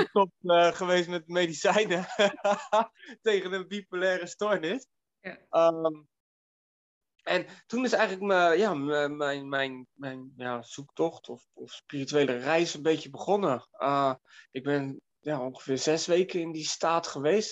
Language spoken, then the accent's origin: Dutch; Delft, South Holland, Netherlands; in Delft, waar ik vandaan kom